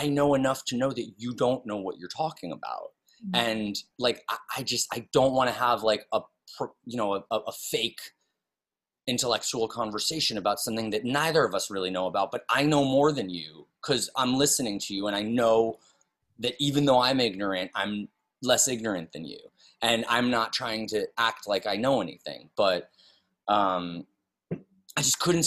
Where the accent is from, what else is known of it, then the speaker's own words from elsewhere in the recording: New York City, New York, United States; moved away; also born or lived in West Hollywood; I'm born and raised in New York City